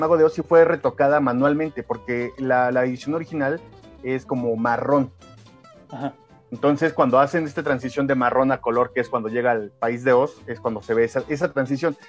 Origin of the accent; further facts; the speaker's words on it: Mexico; nosotros estamos acostumbrados al Día de Muertos, no nacimos en el Gabacho